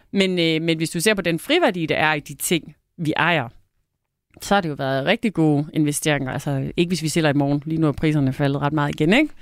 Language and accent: Danish; North Jutland, North Denmark Region, Denmark; jeg er nær i Nordjyde, der virkelig holder på pengene